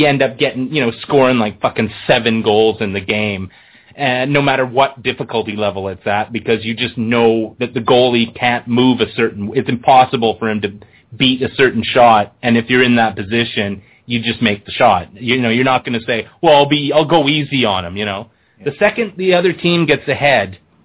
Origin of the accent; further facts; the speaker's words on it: Canada; as a Canadian